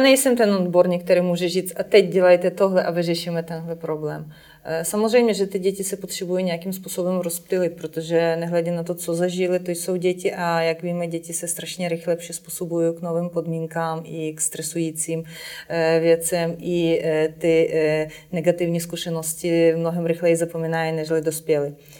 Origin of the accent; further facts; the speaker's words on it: Ukraine; moved away; u nás v Ukrajině je eh, velice silně rozvinuta síť škol pro neslyšící děti.